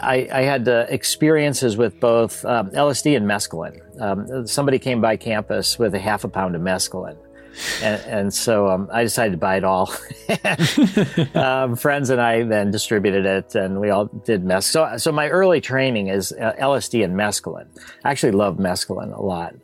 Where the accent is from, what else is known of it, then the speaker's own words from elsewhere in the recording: Skokie, Illinois, United States; also born or lived in Chicago; I grew up in Chicago, and then when I was about three or so, we moved to a place called Skokie